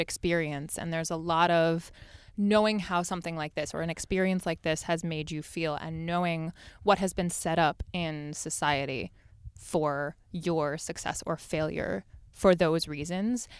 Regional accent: Los Angeles, California, United States; I grew up in Los Angeles

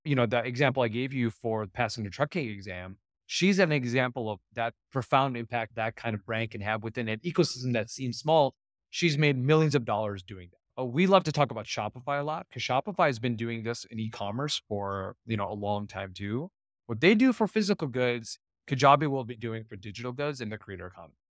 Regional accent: Ohio, United States; also born or lived in Silicon Valley; now in Irvine, United States; I grew up in Ohio

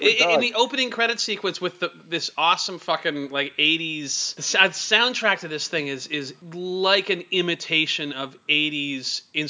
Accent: Surrey, British Columbia, Canada; my growing up in Surrey.

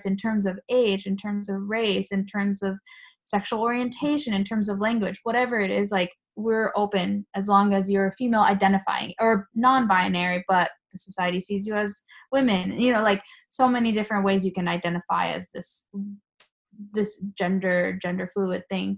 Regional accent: United States; first language Japanese; moved away as an adult; also born or lived in Tokyo, Japan; now in Japan; I lived with when I was growing up in the United States

